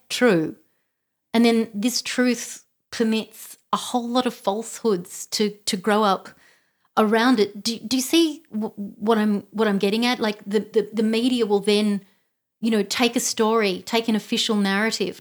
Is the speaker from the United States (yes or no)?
no; Canberra, Australian Capital Territory, Australia; grew up in Canberra.